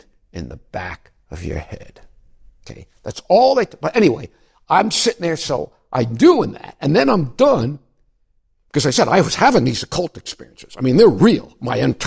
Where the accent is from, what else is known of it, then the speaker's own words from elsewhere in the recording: Miami Beach, Florida, United States; moved away; I grew up in Miami Beach